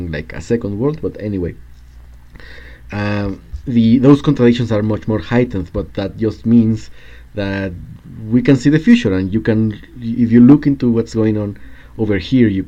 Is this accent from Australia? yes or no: no; Chihuahua, Mexico; born or raised there